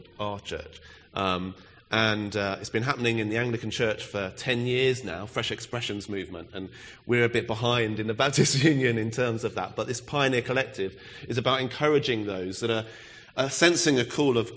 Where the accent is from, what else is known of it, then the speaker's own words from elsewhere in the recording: Reading, South East England, United Kingdom; now in Bury St Edmunds, United Kingdom; I'm also from Reading originally